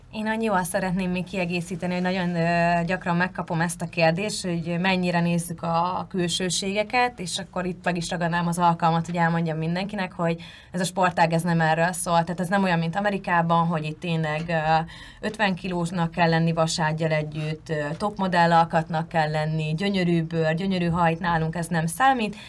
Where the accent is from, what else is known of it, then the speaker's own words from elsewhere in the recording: Hungary; moved away as an adult; vidékről származom